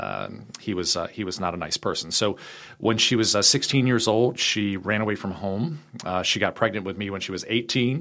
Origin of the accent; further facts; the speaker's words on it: Richmond, Virginia, United States; I am uh, born and raised in Richmond, Virginia